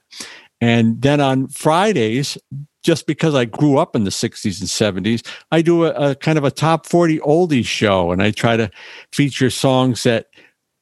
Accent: Northeast, United States; I'm from the East Coast, the Northeast

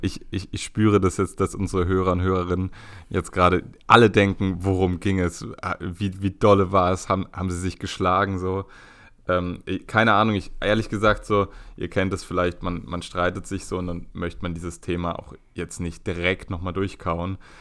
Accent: Berlin, Germany; als Berliner

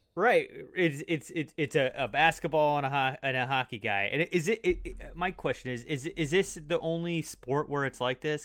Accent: Long Island, New York, United States; I was born in Long Island

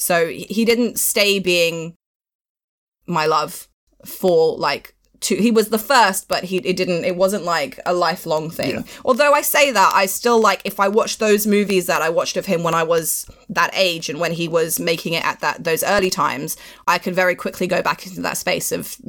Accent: Pakistan; now in London, United Kingdom; I'm like a Pakistani woman, but I'm also like, I look white and I know that I look white.

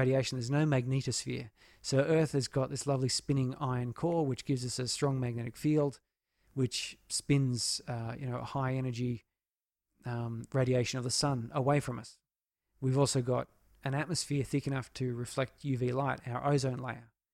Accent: Australia; portraying myself as an Australian

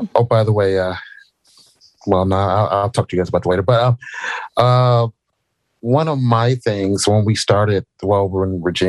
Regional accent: Compton, California, United States; I was born and raised in Compton.

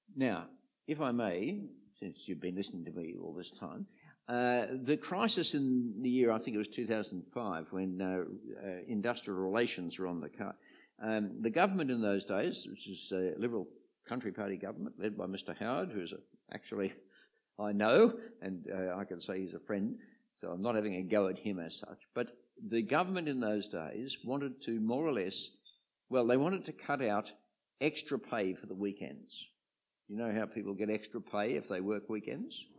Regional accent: Sydney, New South Wales, Australia; I came from the eastern suburbs of uh, Sydney

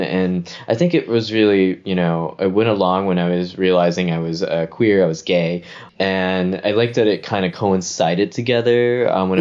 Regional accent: Memphis, Tennessee, United States; moved away as an adult; now in New York, United States; I grew up in Whitehaven, uh, where great El- uh where Graceland is Elvis's home.

